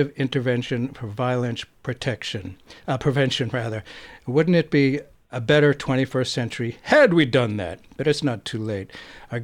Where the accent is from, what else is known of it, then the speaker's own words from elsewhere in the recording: Boston, Massachusetts, United States; When I was growing up in Boston